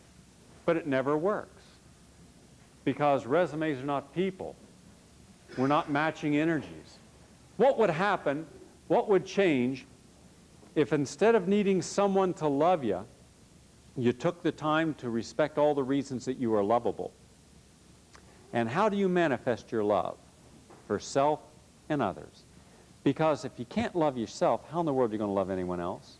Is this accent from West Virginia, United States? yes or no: yes; West Virginia, United States; I grew up in West Virginia